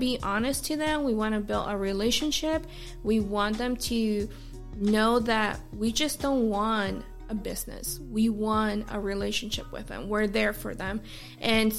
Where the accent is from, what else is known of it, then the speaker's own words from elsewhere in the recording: California, United States; now in South Carolina, United States; I'm from California.